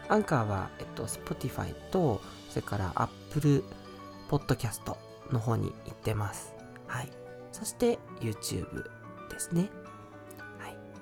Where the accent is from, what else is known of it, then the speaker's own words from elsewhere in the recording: Fuchu, Tokyo, Japan; also born or lived in Kitakyushu, Fukuoka; 私生まれは東京で育ちも東京なんですけど